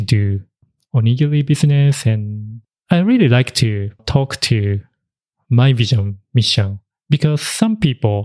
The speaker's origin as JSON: {"language": "English", "country": "Japan", "tie": "born or raised there", "also_born_or_lived": "Tokyo, Japan", "second_language": "English", "moved": "yes", "said": "he stayed in the countryside when originally I grew up."}